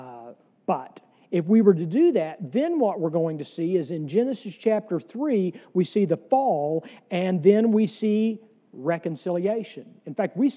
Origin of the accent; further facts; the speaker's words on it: the South, United States; I am a Southerner